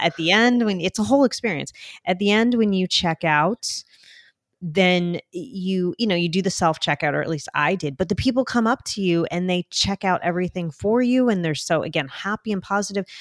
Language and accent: English; New Jersey, United States; accent: Jersey; my Jersey accent.